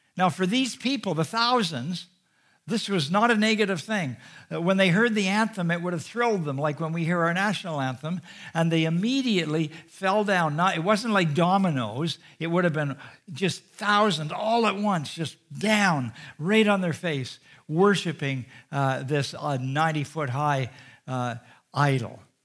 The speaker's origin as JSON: {"language": "English", "country": "Canada", "said": "being a Canadian"}